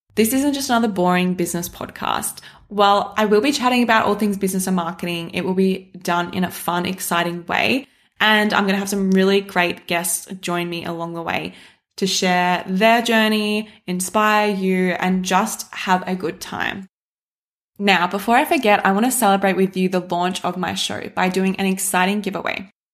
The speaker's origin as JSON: {"language": "English", "town": "Shepparton", "region": "Victoria", "country": "Australia", "tie": "born or raised there", "said": "I grew up in Shepparton"}